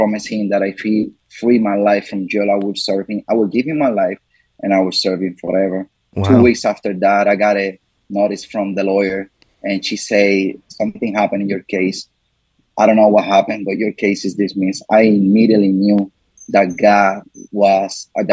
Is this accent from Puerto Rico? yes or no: yes; Comerío, Puerto Rico; moved away as an adult; also born or lived in Washington, D.C.; I was born and raised in Comerío, Puerto Rico.